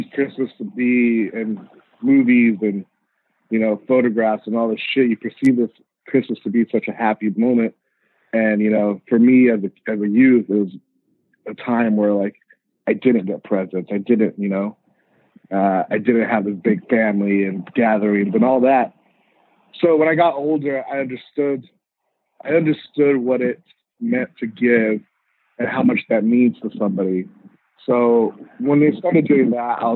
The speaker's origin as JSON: {"language": "English", "town": "Riverside", "region": "California", "country": "United States", "tie": "born or raised there", "also_born_or_lived": "Montebello, California / Mexico", "said": "I grew up in Riverside"}